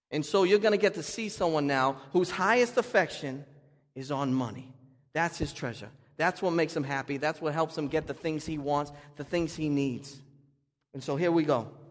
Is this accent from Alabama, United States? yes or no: no; Boston, Massachusetts, United States; I'm from Boston